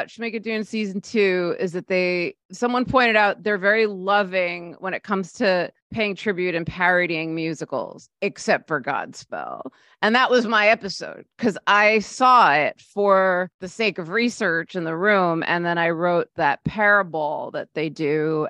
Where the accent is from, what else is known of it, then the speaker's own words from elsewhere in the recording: Scarsdale, New York, United States; I grew up in Scarsdale.